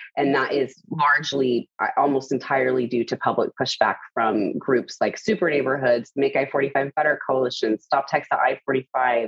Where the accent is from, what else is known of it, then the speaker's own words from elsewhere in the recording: The Woodlands, Texas, United States; now in Houston, United States; I grew up in the Woodlands, which is a northwest suburb